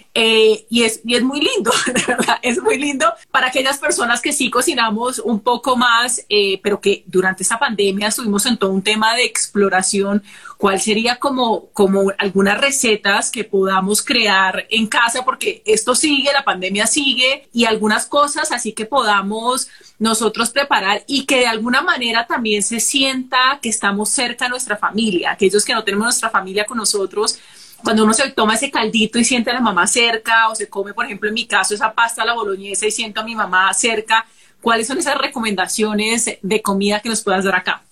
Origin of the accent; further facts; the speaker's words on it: Cali, Valle del Cauca, Colombia; yo soy caleña